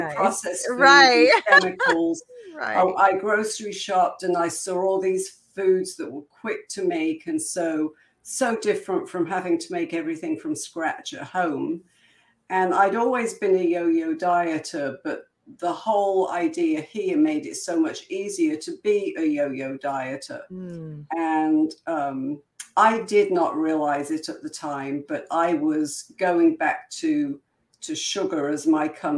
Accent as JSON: {"language": "English", "town": "Coventry", "region": "West Midlands", "country": "United Kingdom", "tie": "born or raised there", "also_born_or_lived": "New Mexico, United States / Utah, United States", "moved": "as an adult", "lives_now": "Florida, United States", "said": "I'm originally from Coventry, England"}